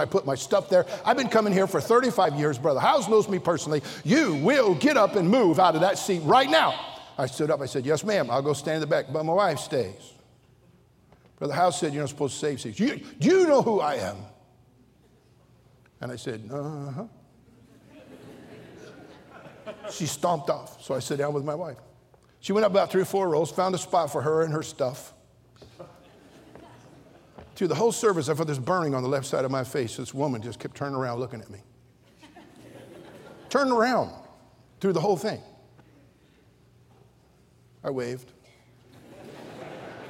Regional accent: Redding, California, United States; I'm from Reading. We just barely got indoor plumbing up there

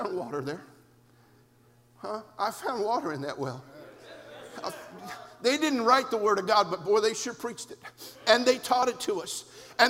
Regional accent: California, United States; an independent fundamental Baptist preacher, born and raised in California

